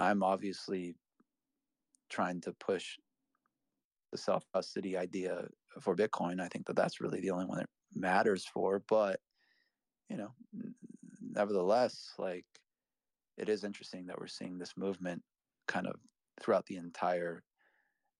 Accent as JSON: {"language": "English", "region": "Midwest", "country": "United States", "moved": "yes", "lives_now": "Boston, United States", "said": "I live in Boston, so I don't have to worry about tornadoes. But like, you know, I come from the Midwest, so I know all about it"}